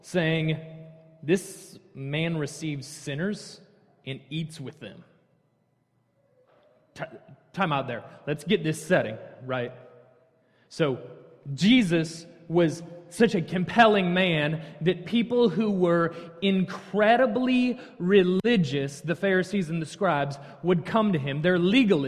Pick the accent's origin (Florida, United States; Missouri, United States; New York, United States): Missouri, United States; North County, Hazelwood; moved away as an adult; now in Texas, United States; Born and raised in North County, went to the best Hazelwood school, which of course is Hazelwood East